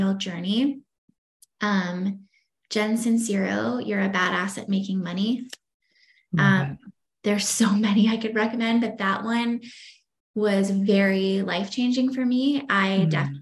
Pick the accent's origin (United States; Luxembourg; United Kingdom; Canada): Canada; Victoria, British Columbia; moved away; I grew up in Victoria, BC. So on the island.